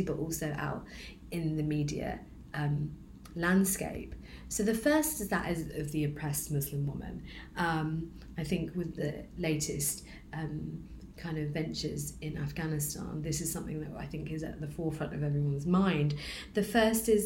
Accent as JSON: {"language": "English", "region": "London", "country": "United Kingdom", "tie": "born or raised there", "said": "I am also a British Bangladeshi woman, born in Tower Hamlets"}